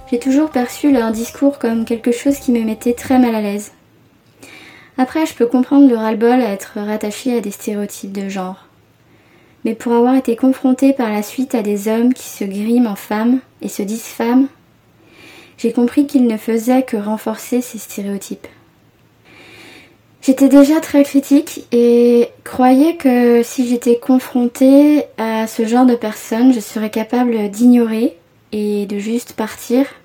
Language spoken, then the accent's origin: French; Paris, Île-de-France, France; j'ai 29 ans et je suis parisienne.